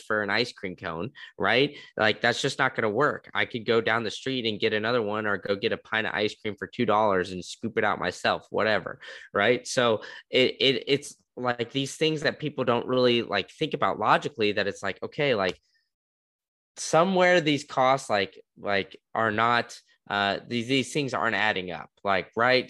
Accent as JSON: {"language": "English", "town": "Austin", "region": "Texas", "country": "United States", "tie": "born or raised there", "moved": "yes", "said": "I grew up in Austin"}